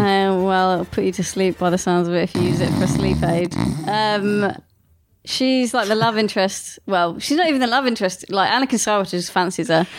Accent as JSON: {"language": "English", "region": "England", "country": "United Kingdom", "tie": "born or raised there", "said": "I grew up in a village which is even smaller than"}